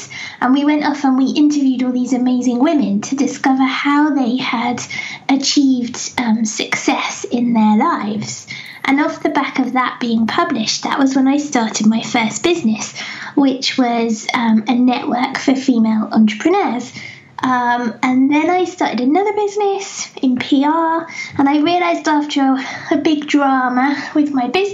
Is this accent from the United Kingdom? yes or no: yes; England, United Kingdom; accent: English; I feel very conscious of my English accent